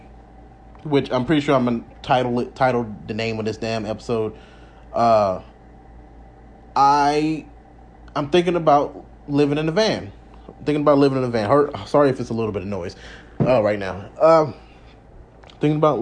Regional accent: Alabama, United States; born or raised there; moved away as an adult; now in Las Vegas, United States

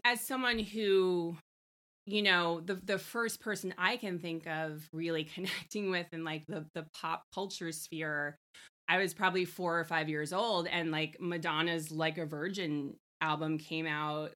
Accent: Long Island, New York, United States; I'm a girl from Long Island.

